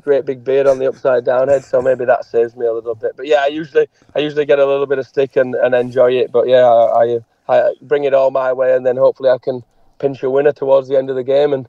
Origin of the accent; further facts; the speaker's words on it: England, United Kingdom; now in New Zealand; growing up in England and the football culture there and things.